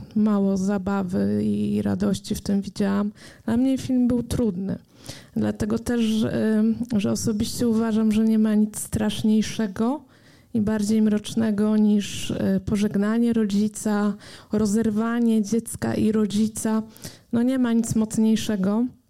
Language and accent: Polish; Poland; nas, Polaków